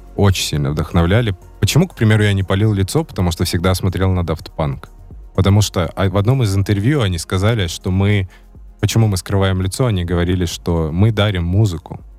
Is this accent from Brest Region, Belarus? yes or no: yes; Baranovichi, Brest Region, Belarus; родился в одном городе, где родились э, а, НК и Юник